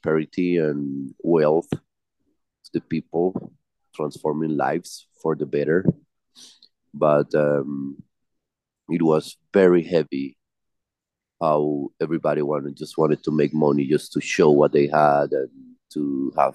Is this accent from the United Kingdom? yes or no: no; Medellín, Antioquia, Colombia; I am from Medellin, the city of Pablo Escobar